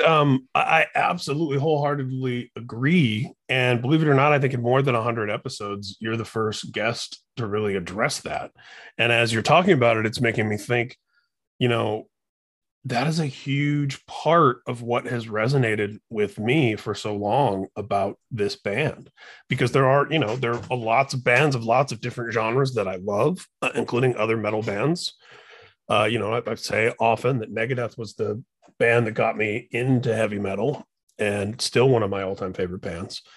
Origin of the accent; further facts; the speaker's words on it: Indiana, United States; I'm from Indiana